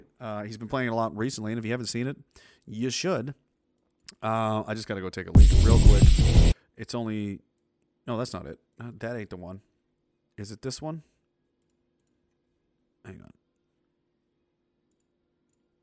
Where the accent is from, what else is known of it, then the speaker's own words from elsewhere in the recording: Canada; I'm a Canadian. I'm a proud Canadian.